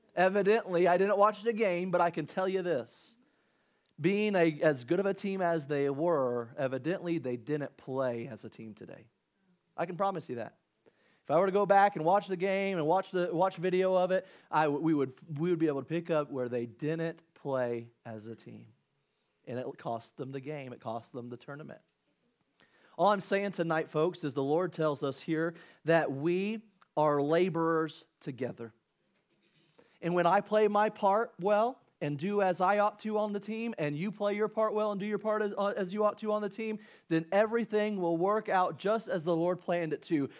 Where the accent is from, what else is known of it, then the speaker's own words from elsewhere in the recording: Illinois, United States; growing up in Illinois